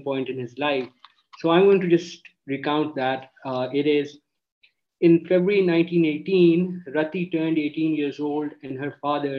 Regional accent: Pakistan; moved away as an adult; also born or lived in United States; as a Pakistani, I was confronted with the identity crisis when I was in the U.S. as a student

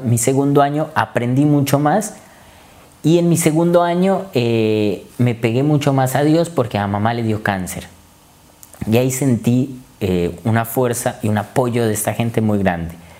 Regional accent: Colombia; moved away as an adult; vengo de Colombia y vine acá a estudiar medicina

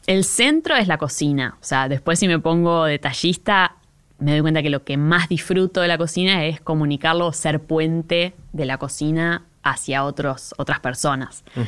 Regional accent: Monte Grande, Buenos Aires Province, Argentina; yo soy de Monte Grande, en los noventas Monte Grande empezó a ponerse más inseguro

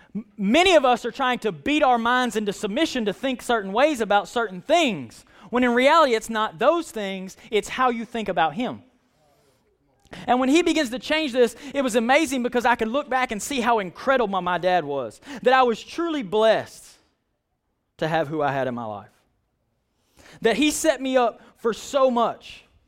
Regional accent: United States; I'm American.

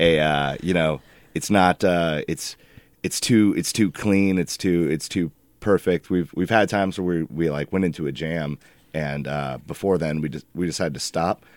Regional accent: Alaska, United States; moved away as an adult; now in Portland, United States; we, … and I, the singer, we were raised in Alaska. We lived there

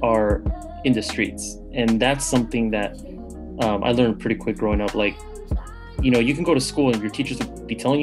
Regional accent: Bay Area, California, United States; born and raised in the Bay Area, California

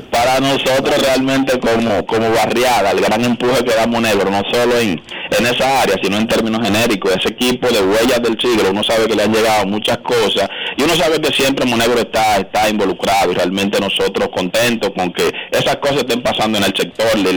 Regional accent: Dominican Republic; also born or lived in Cristo Rey, Santo Domingo; nosotros como dominicanos

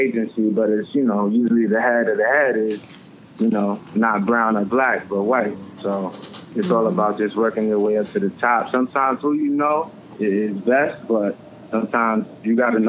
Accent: New York City, New York, United States; I'm from Brooklyn. I'm from Clinton Hills. I live in Bed-Stuy

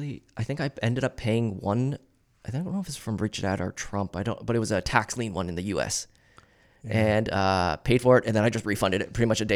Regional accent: Kitchener, Ontario, Canada; Yeah, so I was born and raised in Kitchener.

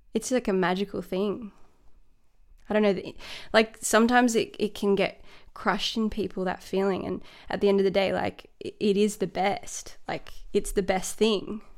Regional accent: Sydney, New South Wales, Australia; moved away as an adult; also born or lived in Dublin, Ireland; now in Melbourne, Australia; born in Sydney, and my parents are from Dublin

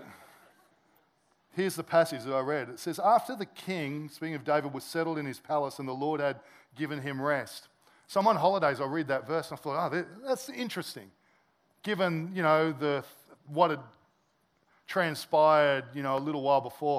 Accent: Sydney, New South Wales, Australia; moved away as an adult; I'm originally from Sydney.

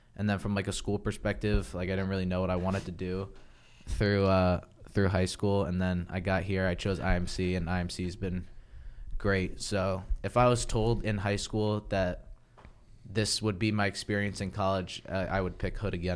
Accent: Ashburn, Virginia, United States; now in Frederick, United States; I'm from Ashburn, Virginia

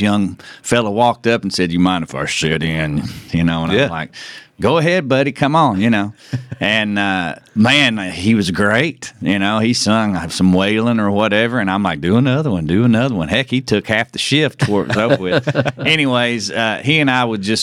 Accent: Decatur, Tennessee, United States; now in Nashville, United States; both of us from Decatur, Tennessee.

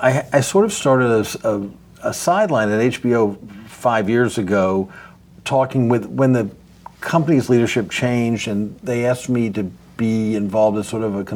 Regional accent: Washington, District of Columbia, United States; And I'm from Washington, D.C. Besides having covered as a journalist, I grew up there.

